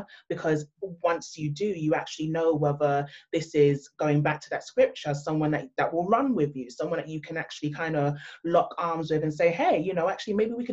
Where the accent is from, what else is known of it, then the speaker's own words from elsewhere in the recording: London, United Kingdom; I've been born and raised in London, my background, my heritage is actually Nigerian